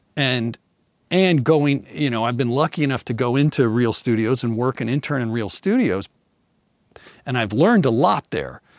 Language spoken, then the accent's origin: English; Kansas City, United States; now in Redondo Beach, United States; I grew up in Kansas City